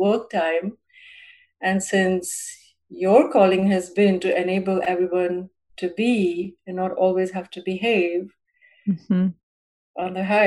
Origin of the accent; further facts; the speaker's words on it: India; moved away as an adult; also born or lived in San Francisco; now in United States; growing up in India with the Queen's English and then the American English here